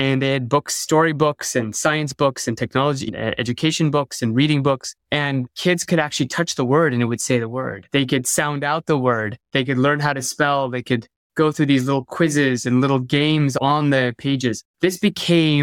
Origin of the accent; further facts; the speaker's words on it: Bay Area, California, United States; growing up in the Bay Area